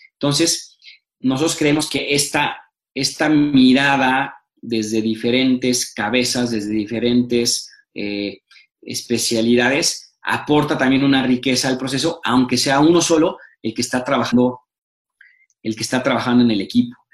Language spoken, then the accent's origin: Spanish; Mexico